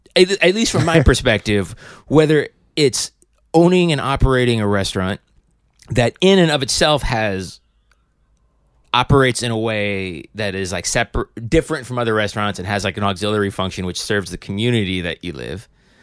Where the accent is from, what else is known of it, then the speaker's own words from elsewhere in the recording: New York, United States; also born or lived in Atlanta, United States; I grew up in a number of places, upstate New York, Atlanta, Georgia.